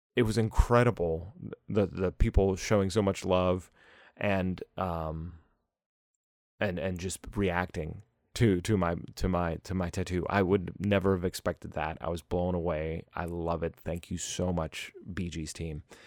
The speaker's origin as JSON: {"language": "English", "town": "Pittsburgh", "region": "Pennsylvania", "country": "United States", "said": "I'm from Pittsburgh"}